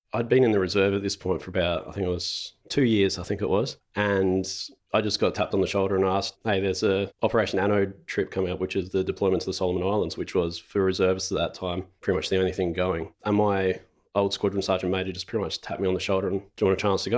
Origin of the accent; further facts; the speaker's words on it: Renmark, South Australia, Australia; now in Adelaide, Australia; I grew up in Renmark, which is a small country town about two hundred and fifty kilometres northeast of Adelaide